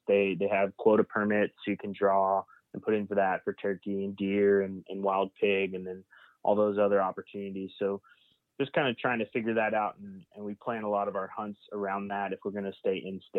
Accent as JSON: {"language": "English", "region": "Oklahoma", "country": "United States", "tie": "born or raised there", "lives_now": "Key West, United States", "said": "then I'm headed up to back to my home state in Oklahoma in January to finish out the archery season up there."}